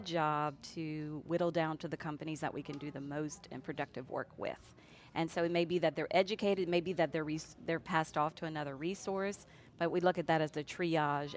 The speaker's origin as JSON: {"language": "English", "town": "New Orleans", "region": "Louisiana", "country": "United States", "also_born_or_lived": "Lafayette", "moved": "as an adult", "said": "I hail from the New Orleans area"}